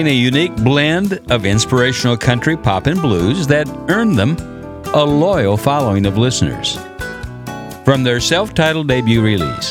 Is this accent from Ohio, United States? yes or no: no; Nashville, Tennessee, United States; my hometown of Nashville